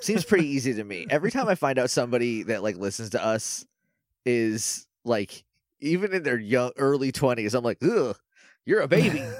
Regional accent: New England, United States

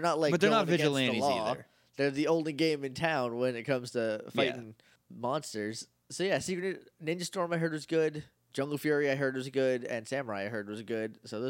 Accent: New Jersey, United States; Coincidentally, I grew up near Hackensack in New Jersey.

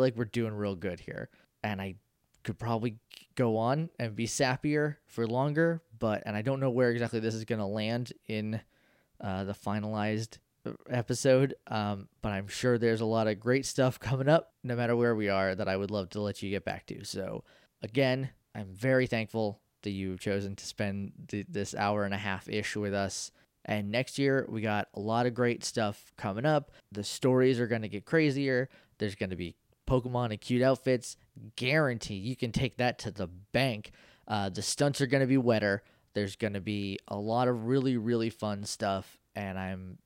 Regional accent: New Hampshire, United States; I'm from New Hampshire.

